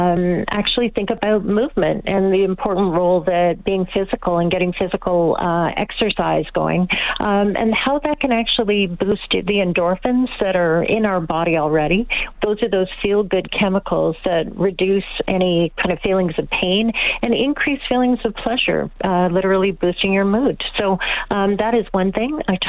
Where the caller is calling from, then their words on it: Toronto, Ontario, Canada; I'm calling from Toronto.